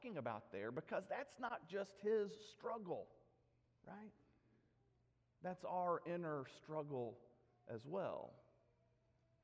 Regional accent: Nashville, Tennessee, United States; I was delivered by Dr. Horace Estes in Donelson, Tennessee, in Davidson County

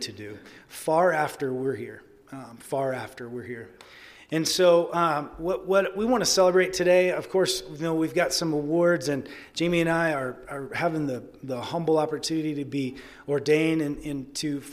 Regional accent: Arkansas, United States; moved away as an adult; now in Albuquerque, United States; I am from Arkansas

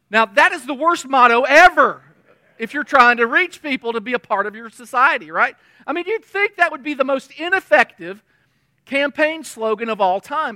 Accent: United States; we're an American

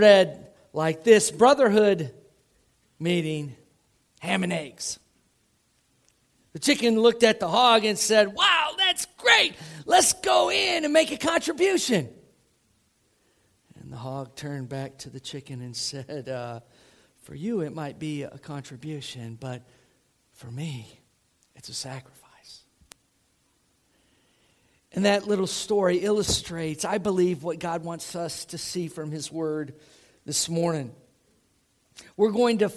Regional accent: Tampa, Florida, United States; moved away; I grew up outside of Tampa, Florida

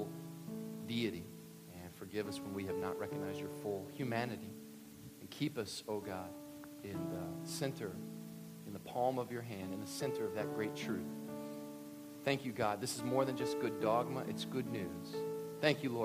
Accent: Kentucky, United States; I'm from Kentucky.

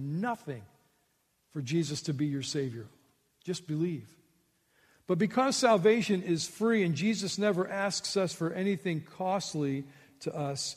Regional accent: United States; I was born in the United States, the land of plenty

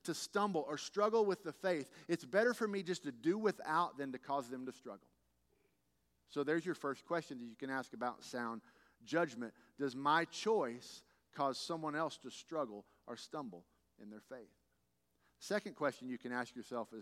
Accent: Texas, United States; as a Texan

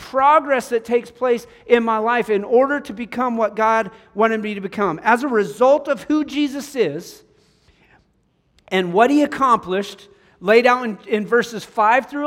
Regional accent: Cheyenne, Wyoming, United States; moved away; Growing up in Cheyenne, Wyoming, we had the C-130s were right there

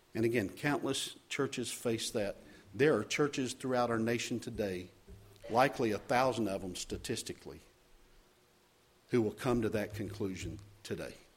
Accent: Charlotte, North Carolina, United States; moved away; also born or lived in Chicagoland; serving as pastor in Charlotte, my hometown.

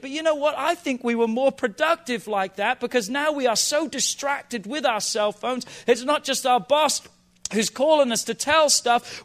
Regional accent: England, United Kingdom; now in United States; I grew up in England

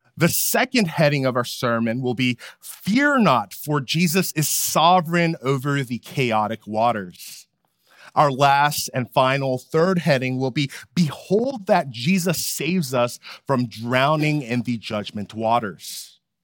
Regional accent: California, United States; moved away as an adult; now in Philadelphia, United States; As a Californian who loves the beach

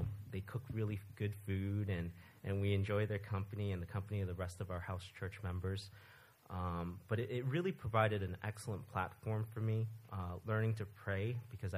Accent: New York City, New York, United States; moved away as an adult; also born or lived in Florida; I was born and raised in New York City in a non-believing family

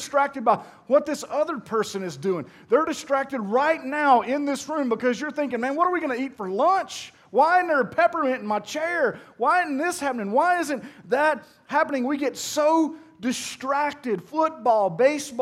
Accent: Pearl, Mississippi, United States; I'm from Pearl

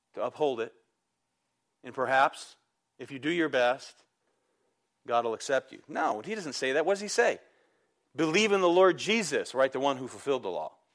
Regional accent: United States; I'm proud I'm American

